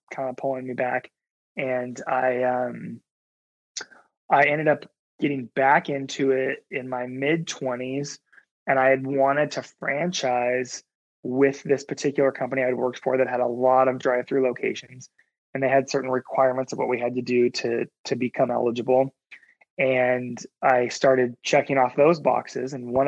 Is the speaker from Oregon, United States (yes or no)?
yes; Oregon, United States; the hometown I grew up in Oregon